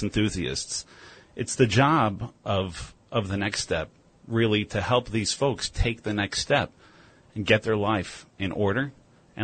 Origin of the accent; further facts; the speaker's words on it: Rockland County, New York, United States; I'm from Rockland County